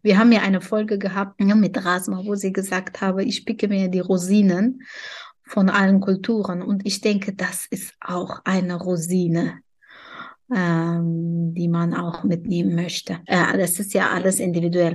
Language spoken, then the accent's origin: German; Tajikistan; German is a second language; now in Germany; In meinem Heimatland